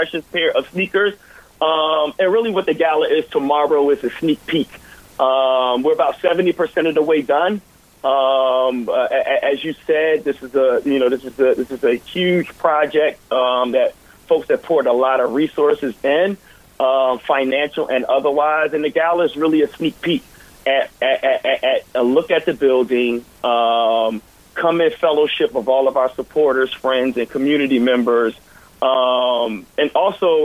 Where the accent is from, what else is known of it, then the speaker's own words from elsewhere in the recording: Philadelphia, Pennsylvania, United States; I grew up here in Philadelphia